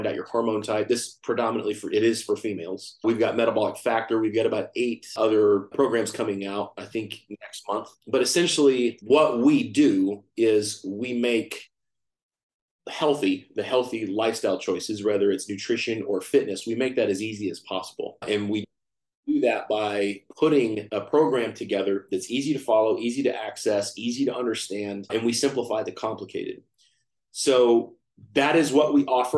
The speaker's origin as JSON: {"language": "English", "town": "Fort Worth", "region": "Texas", "country": "United States", "tie": "born or raised there", "lives_now": "Austin, United States", "said": "I'm from Texas. I live in Austin, Texas. I grew up in Fort Worth, Texas"}